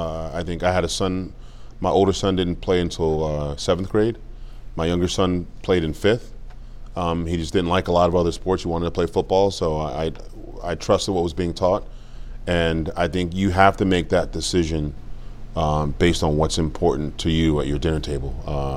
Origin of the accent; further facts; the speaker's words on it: Cameroon; moved away; I was born in Cameroon, like I said, Cameroon, West Africa.